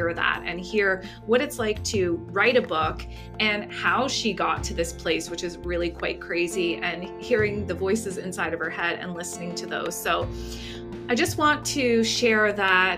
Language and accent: English; Canada; we're Canadian